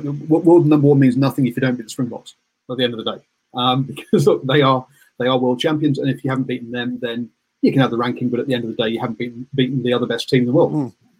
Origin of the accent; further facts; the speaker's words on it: England, United Kingdom; moved away; I'm English and I love it.